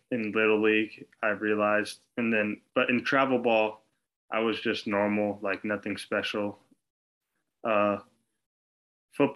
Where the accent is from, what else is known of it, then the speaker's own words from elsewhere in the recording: Glendora, California, United States; I'm from Glendora, California, Southern California, a couple, like, half an hour away from Los Angeles